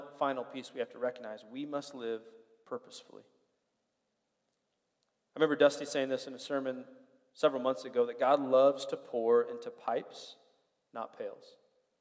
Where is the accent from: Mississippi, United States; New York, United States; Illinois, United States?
Illinois, United States; Springfield; moved away; I grew up in Springfield, Illinois.